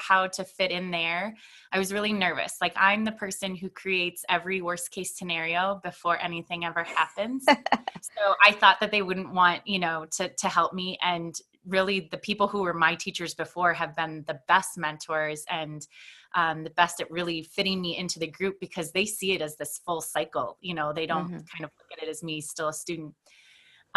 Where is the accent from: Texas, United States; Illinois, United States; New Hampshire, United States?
Illinois, United States; Stillman Valley; come back to my hometown where I've been for 5 years